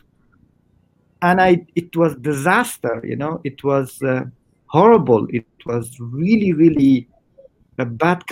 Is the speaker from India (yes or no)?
no; Iran; English is a second language; moved away as an adult; also born or lived in Kabul, Afghanistan / Herat, Afghanistan; I was born in Kabul, 1981, but I opened my eyes in Iran. And whatever I listened and I saw in the first, years of my life was in another country. Well, I grew up in Iran